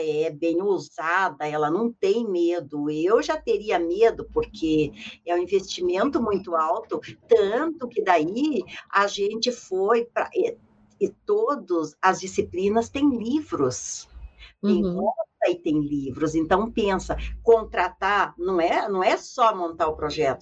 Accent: São Joaquim, Santa Catarina, Brazil; moved away; also born or lived in Curitiba; Eu nasci em São Joaquim, longe, no sítio, não conhecia cidade nenhuma

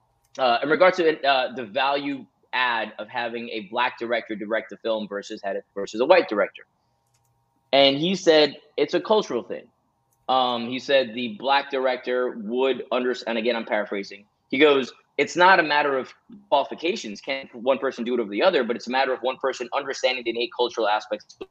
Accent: Jamaica; You and I grew up in Jamaica.

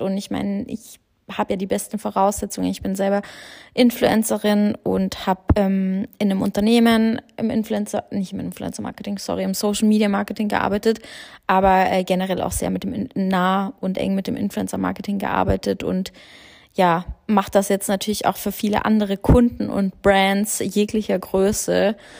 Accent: Germany; also born or lived in Australia; ich bin natürlich den größten Teil meines Lebens in Deutschland aufgewachsen

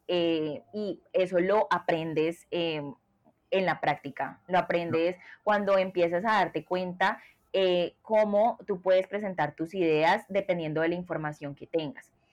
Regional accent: Colombia; soy de Colombia

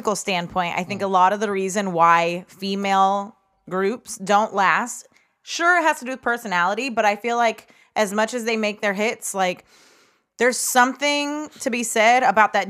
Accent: Midwest, United States; accent: twang; To my fellow Midwesterner

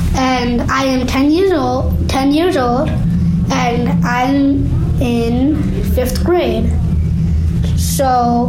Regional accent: Kansas, United States; born there; I am from India, and I'm Hindu. I was born in Kansas, and I have a lot of friends.

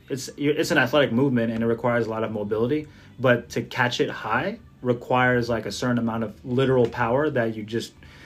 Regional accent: Jersey City, New Jersey, United States; my hometown of Jersey City

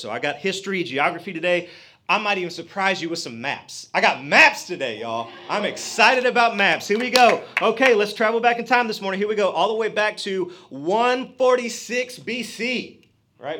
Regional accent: Georgia, United States; I'm a redneck from Georgia

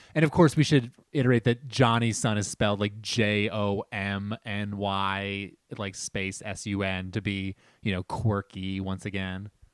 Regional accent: New Jersey, United States; we're from New Jersey

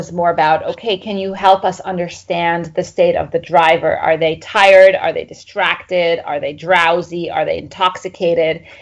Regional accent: Egypt; moved away as an adult; also born or lived in Middle East / Cambridge, United Kingdom; I grew up in Egypt

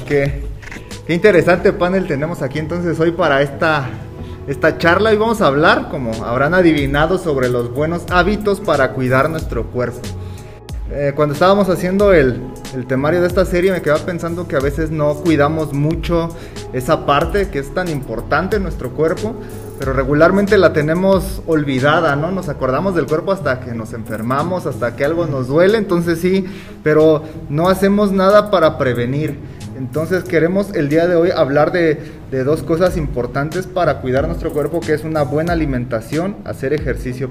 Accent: Mexico; como todo mexicano

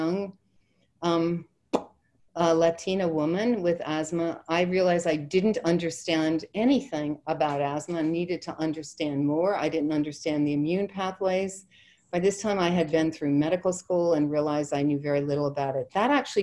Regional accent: Ireland; I'm Irish

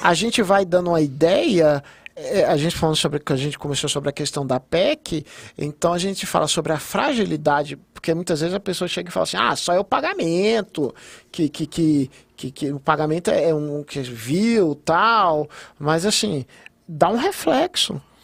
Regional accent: Gama, Federal District, Brazil; eu estava fazendo coisas da onde eu nasci, da onde eu criei

